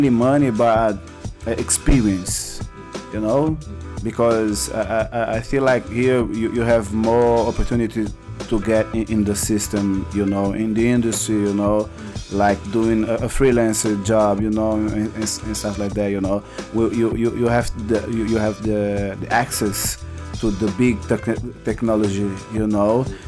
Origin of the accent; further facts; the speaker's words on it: Angola; English is a second language; now in São Paulo, Brazil; I'm from Angola, you know, and I born like during the war